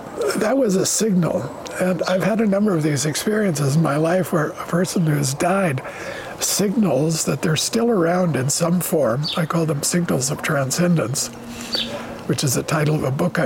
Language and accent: English; United States; now in Goldiwil, Switzerland; You're Chilean, I'm an American. That's part of our identity, always will be. That's how we grew up